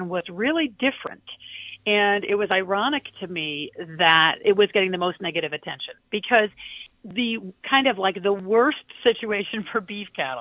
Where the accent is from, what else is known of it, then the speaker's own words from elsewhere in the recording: Kalamazoo, Michigan, United States; moved away; my hometown, Kalamazoo, Michigan